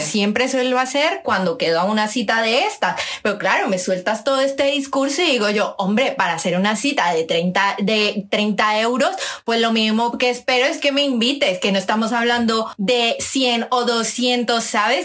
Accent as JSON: {"language": "Spanish", "country": "Colombia", "moved": "yes", "lives_now": "Spain", "said": "tengo 20 a 30, soy colombiana, por cierto, así que si me notáis algún deje"}